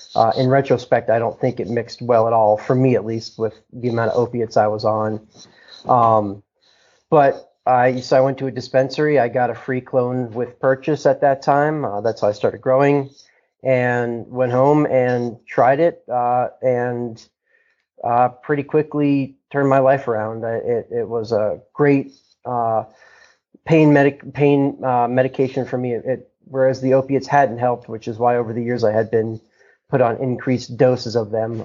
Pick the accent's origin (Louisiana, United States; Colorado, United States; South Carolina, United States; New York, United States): Colorado, United States; Boulder; I'm from Boulder, Colorado, uh, born and raised